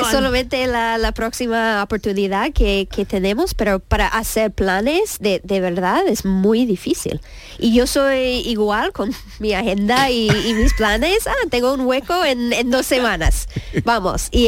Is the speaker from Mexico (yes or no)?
no; Argentina; now in Spain; Yo tampoco soy de aquí, porque bueno, soy argentina, ya se nota.